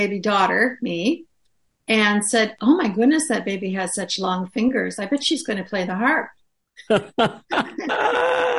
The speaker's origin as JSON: {"language": "English", "region": "Michigan", "country": "United States", "tie": "born or raised there", "moved": "yes", "said": "I grew up in Michigan, so near Detroit"}